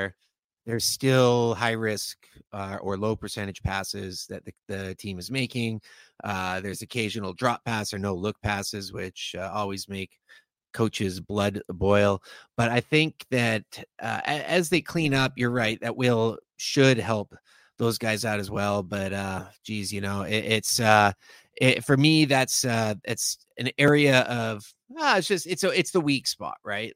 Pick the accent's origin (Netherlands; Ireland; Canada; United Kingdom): Canada; Victoria, British Columbia; now in Vancouver, Canada; being from Victoria and growing up in Victoria